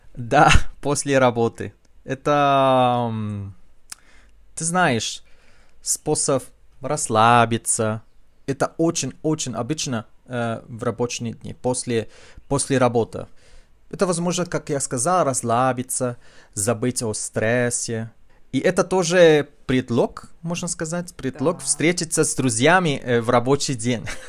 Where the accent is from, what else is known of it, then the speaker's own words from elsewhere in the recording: Chile; Russian is a second language; в нашем диалекте испанского языка есть, конечно, много слов на языке кечуа